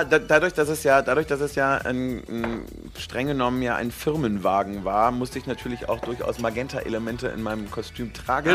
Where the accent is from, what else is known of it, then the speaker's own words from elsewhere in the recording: Cologne, North Rhine-Westphalia, Germany; ich bin ja Kölner